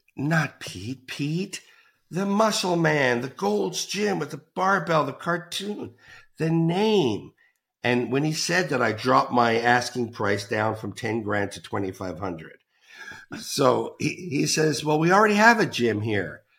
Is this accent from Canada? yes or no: yes; Toronto, Ontario, Canada; moved away; I'm Canadian, back to Toronto, Canada